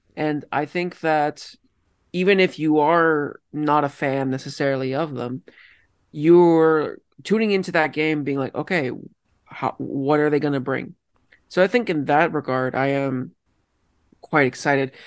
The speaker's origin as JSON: {"language": "English", "country": "Colombia", "also_born_or_lived": "Oakville, Ontario, Canada", "moved": "yes", "lives_now": "Canada", "said": "I am from Colombia"}